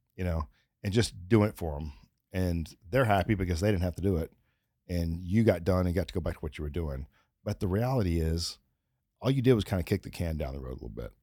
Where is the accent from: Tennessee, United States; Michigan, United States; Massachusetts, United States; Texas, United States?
Texas, United States; I'm from Texas, but I didn't grow up, like, where, where you ha-, tie up your horse